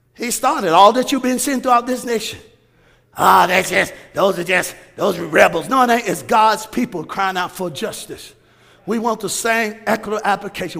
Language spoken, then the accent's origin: English; United States; I'm an American